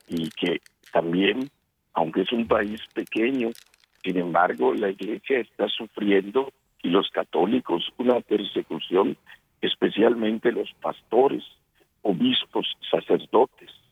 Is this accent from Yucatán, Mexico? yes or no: yes; Yucatán, Mexico; mi tierra, en Yucatán, México